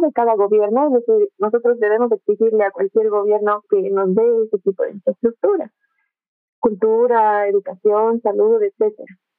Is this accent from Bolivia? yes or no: yes; Bolivia; la Bolivia que somos, que al final somos como una mezcla de todo